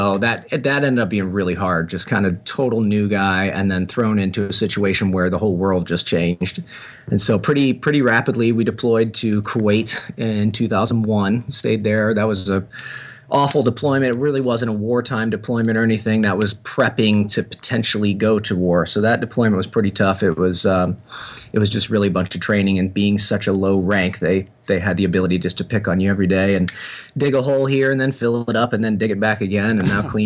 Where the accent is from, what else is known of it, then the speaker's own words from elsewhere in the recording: St. Louis, Missouri, United States; I grew up in St. Louis, born and raised St. Louis, Missouri